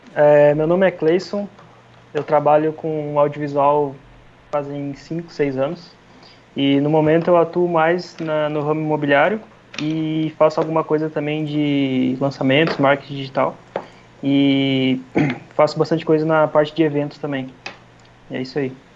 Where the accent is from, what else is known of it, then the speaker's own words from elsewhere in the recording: Rio Grande do Sul, Brazil; now in Balneário Camboriú, Brazil; eu sou gaúcho, mas eu moro em Balneário no momento.